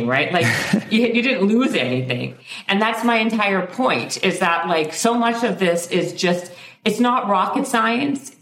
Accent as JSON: {"language": "English", "town": "Winnipeg", "region": "Manitoba", "country": "Canada", "tie": "born or raised there", "said": "I'm from Winnipeg in Canada"}